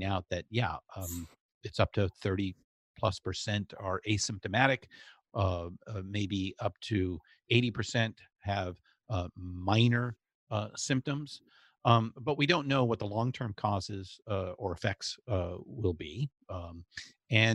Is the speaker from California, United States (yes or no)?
yes; Southern California, United States; growing up in Southern California